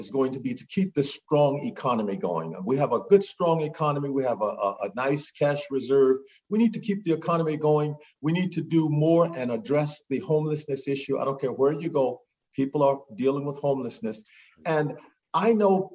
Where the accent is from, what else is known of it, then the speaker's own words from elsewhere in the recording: Natchitoches Parish, Louisiana, United States; also born or lived in Shreveport, Louisiana; I was born in Shreveport, but I lived in Natchitoches Parish.